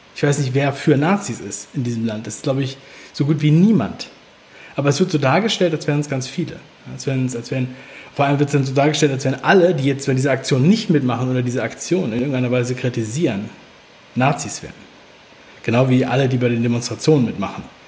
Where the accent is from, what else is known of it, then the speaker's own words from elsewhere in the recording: Berlin, Germany; Ich bin in Ostberlin geboren, in Pankow